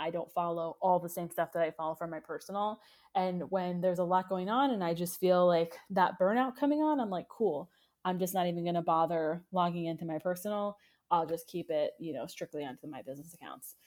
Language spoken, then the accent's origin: English; United States; as Americans